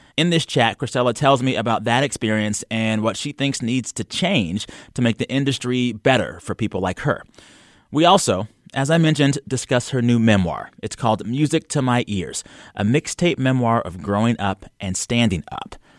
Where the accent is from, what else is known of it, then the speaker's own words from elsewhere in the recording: San Antonio, Texas, United States; now in Los Angeles, United States; Born and raised San Antonio